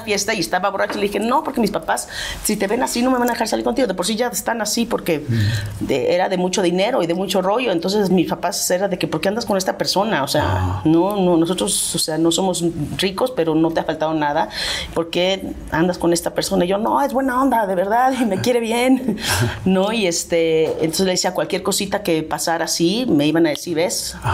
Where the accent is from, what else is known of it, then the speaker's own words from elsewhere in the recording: Mexico; moved away as an adult; soy mexicana, amo México